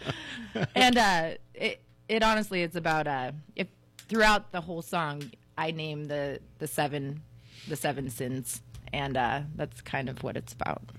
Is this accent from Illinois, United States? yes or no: no; Southern California, United States; I was an angry teenager growing up in Southern California